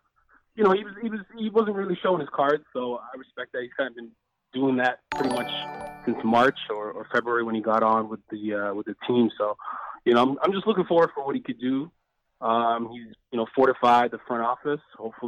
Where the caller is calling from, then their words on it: Edmonton, Alberta, Canada; I'm calling from Alberta, Edmonton, Alberta.